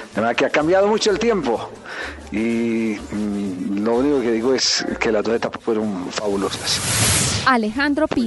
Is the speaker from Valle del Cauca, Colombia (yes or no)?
no; Medellín, Antioquia, Colombia; el barrio donde yo me crié en la ciudad de Medellín